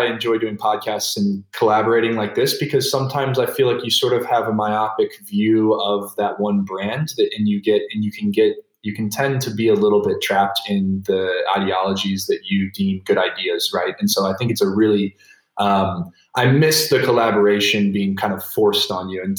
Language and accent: English; United States; As an American